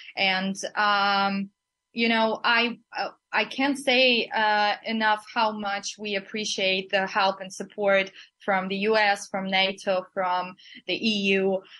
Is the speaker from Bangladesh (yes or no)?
no; Berdyansk, Zaporizhzhia Oblast, Ukraine; now in Kyiv, Ukraine; I cannot express enough how much I miss my hometown, Verdansk.